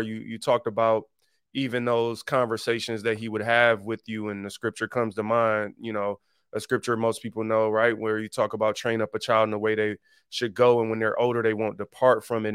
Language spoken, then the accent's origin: English; Detroit, Michigan, United States; I was born and raised in Detroit on the East Side